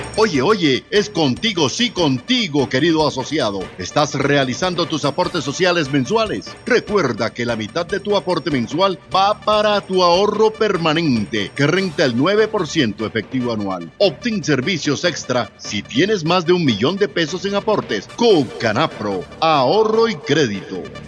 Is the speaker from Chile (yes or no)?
no; Colombia